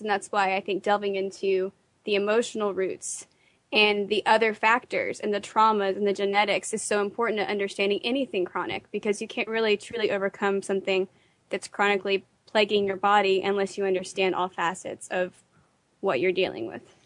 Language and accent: English; Fort Worth, Texas, United States; I'm from Fort Worth, Texas, and um, in Tyler today.